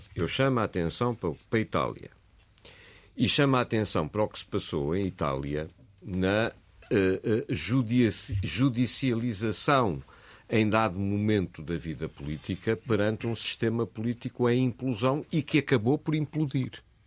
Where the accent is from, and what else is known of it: Portugal